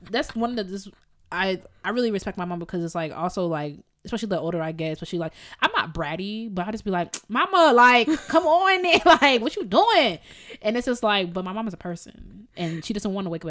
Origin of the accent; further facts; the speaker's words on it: Jamaica; Did I use that right? I'm so Jamaican. I don't even know.